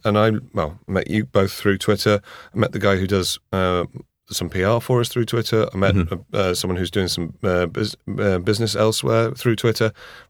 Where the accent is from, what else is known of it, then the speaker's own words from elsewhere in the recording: Harrogate, Yorkshire and the Humber, United Kingdom; I come from Harrogate, which is a little pocket of Surrey in up north.